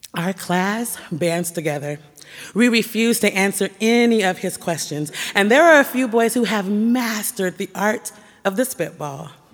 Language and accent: English; Portland, Oregon, United States; My, my house, my school, my church were all nestled and nurtured in the black community of Northeast Portland